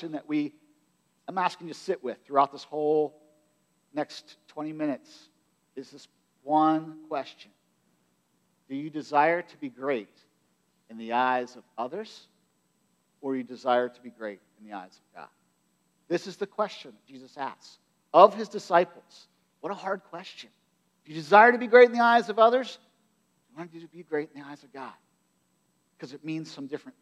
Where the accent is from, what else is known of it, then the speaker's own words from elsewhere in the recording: United States; we're American culture